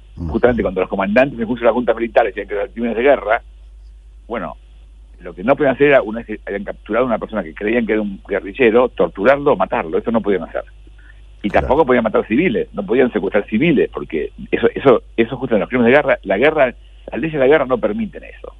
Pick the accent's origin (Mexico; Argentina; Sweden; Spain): Argentina; somos los argentinos